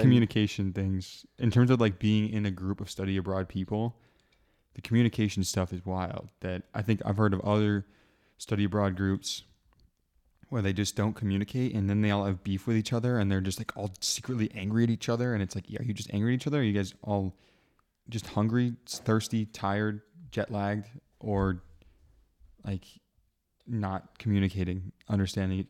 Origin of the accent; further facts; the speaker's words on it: United States; moved away as an adult; now in Leuven, Belgium; I'm an American who's studying